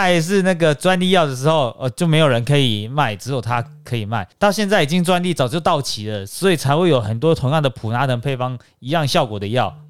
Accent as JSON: {"language": "Chinese", "country": "Taiwan", "said": "我们台湾人"}